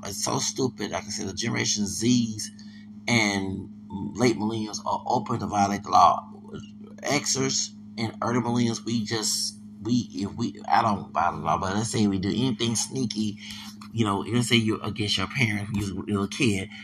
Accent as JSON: {"language": "English", "region": "Texas", "country": "United States", "said": "I'm from Texas"}